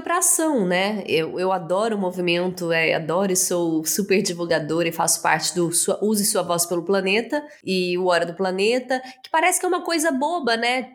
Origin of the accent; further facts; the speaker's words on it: Araguari, Minas Gerais, Brazil; moved away; eu sou do interior de Minas Gerais, de Araguari. Saí de lá muito nova